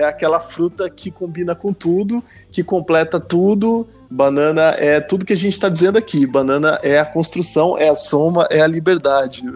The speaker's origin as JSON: {"language": "Portuguese", "region": "interior of São Paulo", "country": "Brazil", "tie": "born or raised there", "moved": "as an adult", "lives_now": "Lisbon, Portugal", "said": "sou do interior de São Paulo, nascido no interior de São Paulo, fui a São Paulo estudar música e me tornei profissional lá"}